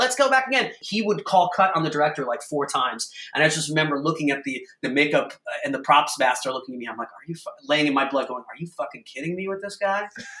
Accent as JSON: {"language": "English", "town": "Huntington", "region": "New York", "country": "United States", "tie": "born or raised there", "moved": "as an adult", "said": "my hometown in Huntington"}